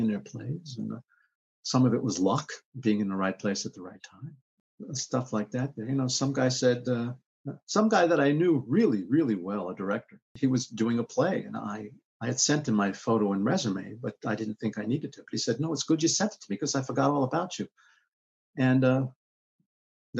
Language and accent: English; New York City, New York, United States; also born or lived in Bronx, New York; I was born in the Bronx. I moved to Queens when I was 3 years old. And I was in Queens until I went to college when I was about 17